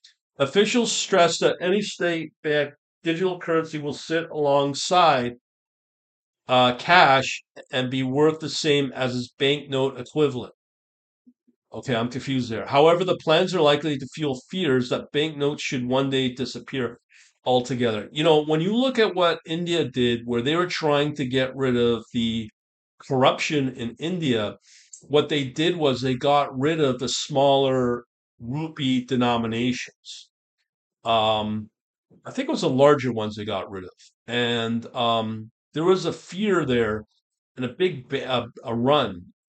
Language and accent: English; Canada; I can verify as a Canadian